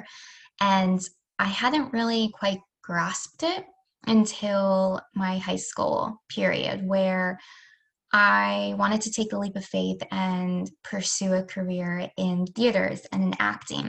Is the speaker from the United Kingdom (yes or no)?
no; Rochester, New York, United States; moved away; also born or lived in Delaware; I grew up in Rochester and then moved to Delaware